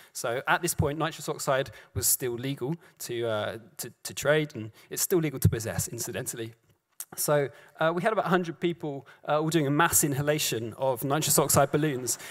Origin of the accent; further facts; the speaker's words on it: London, United Kingdom; I grew up in South London.